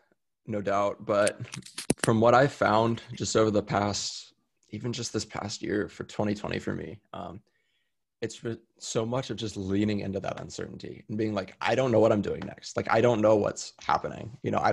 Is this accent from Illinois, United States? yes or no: no; Austin, Texas, United States; also born or lived in San Diego, California; Austin's my hometown. It's where I was born and raised.